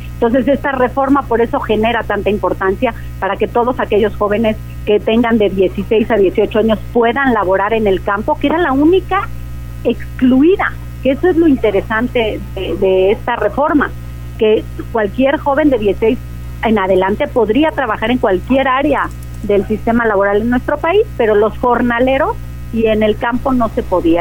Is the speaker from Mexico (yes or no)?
yes; Mexico; nuestro país